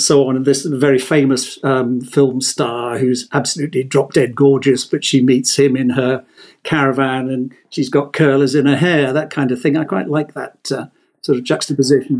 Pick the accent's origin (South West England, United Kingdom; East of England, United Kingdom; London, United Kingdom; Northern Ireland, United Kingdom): South West England, United Kingdom; Exeter; moved away as an adult; also born or lived in Italy; I was born and bred in Exeter, so we went to Exeter School